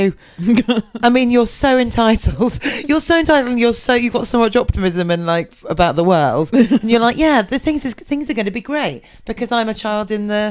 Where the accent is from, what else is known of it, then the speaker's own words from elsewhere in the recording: Lewes, South East England, United Kingdom; I was born and raised in Lewes, which is Norman Baker's constituency.